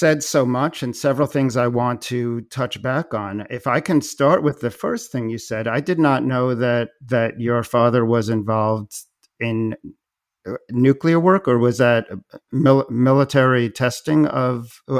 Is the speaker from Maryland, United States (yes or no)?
no; Long Island, New York, United States; growing up in suburban Long Island, very, very different from Las Vegas